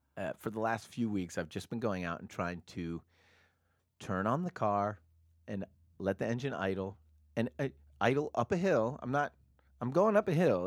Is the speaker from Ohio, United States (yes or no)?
no; Portland, Oregon, United States; I grew up in Portland, Oregon